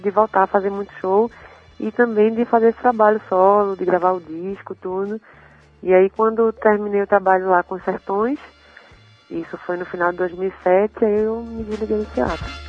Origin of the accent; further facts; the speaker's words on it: Recife, Pernambuco, Brazil; moved away as an adult; also born or lived in Salvador, Bahia; now in São Paulo, Brazil; eu nasci em Salvador e fui para Recife com 8 anos de idade